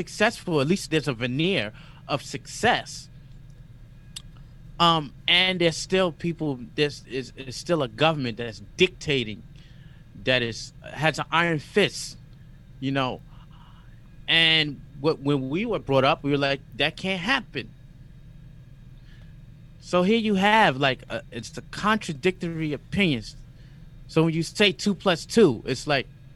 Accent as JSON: {"language": "English", "region": "New York", "country": "United States", "tie": "born or raised there", "also_born_or_lived": "Dalian, China / Shenyang, China / Japan", "moved": "as an adult", "lives_now": "Shanghai, China", "said": "I was brought up in Harlem in the South Bronx"}